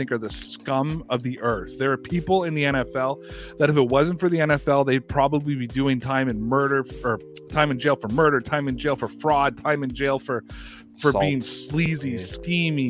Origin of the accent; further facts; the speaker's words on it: Canada; Being a Canadian